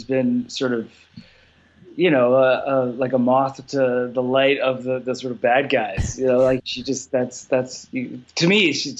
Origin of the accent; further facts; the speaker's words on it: Canada; I'm, by the way, I'm Canadian, so I sort of fall in between, I guess.